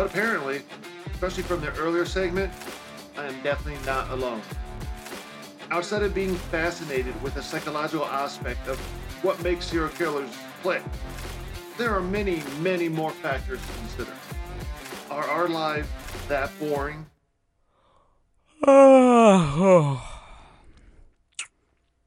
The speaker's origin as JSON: {"language": "English", "region": "Central Pennsylvania", "country": "United States", "tie": "born or raised there", "said": "Growing up in Central PA, I was that one kid that always had a book in his hand"}